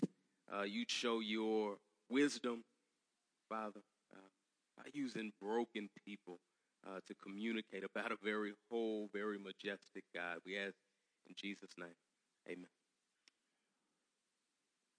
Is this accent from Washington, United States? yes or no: no; Dallas, Texas, United States; I'm from Texas, I grew up in Dallas.